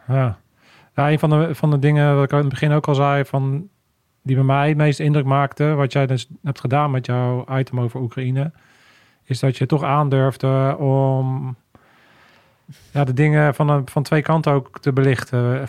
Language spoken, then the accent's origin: Dutch; Netherlands; ik ben ook echt een Hollander.